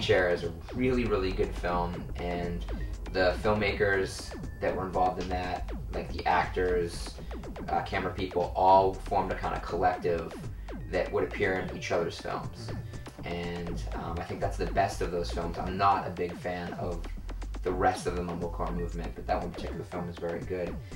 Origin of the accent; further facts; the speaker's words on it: Lynn, Massachusetts, United States; now in Los Angeles, United States; my hometown, Lynn, Massachusetts